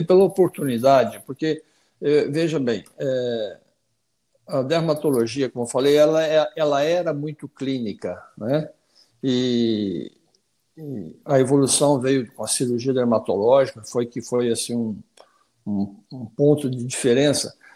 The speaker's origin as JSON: {"language": "Portuguese", "region": "Paraná", "country": "Brazil", "also_born_or_lived": "Curitiba / Rio de Janeiro", "moved": "as an adult", "lives_now": "Brasília, Brazil", "said": "eu sou paranaense, né? É, me formei em Curitiba, na Católica de Curitiba"}